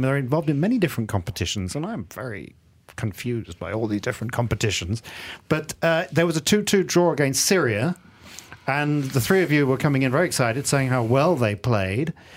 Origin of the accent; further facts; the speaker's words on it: England, United Kingdom; now in Malaysia; the team that I kind of support, when I grew up in England, is Tunbridge Wells. Tunbridge Wells F C.